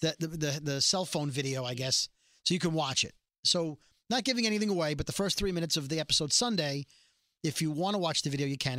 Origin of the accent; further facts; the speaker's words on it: New York City, New York, United States; I'm from Brooklyn.